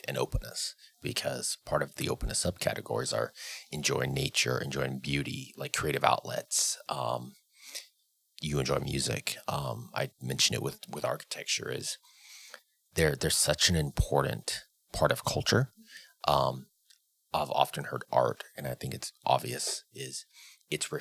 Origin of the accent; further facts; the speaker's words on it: the Northwest, Pacific Northwest, United States; growing up in the Northwest